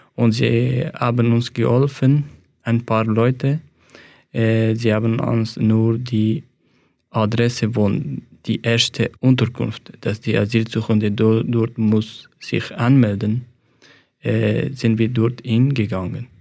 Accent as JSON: {"language": "German", "country": "Afghanistan", "second_language": "German", "moved": "as an adult", "lives_now": "Switzerland", "said": "Ich komme aus Afghanistan und 2015, als ich Afghanistan verlassen habe"}